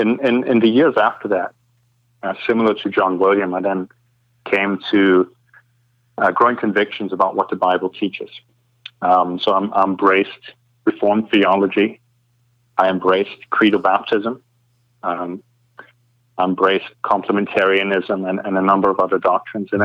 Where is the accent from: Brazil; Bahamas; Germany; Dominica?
Germany; East Germany; moved away as an adult; also born or lived in Kansas; now in Scotland, United Kingdom; I grew up in Germany in a very secular environment in what used to be kind of East Germany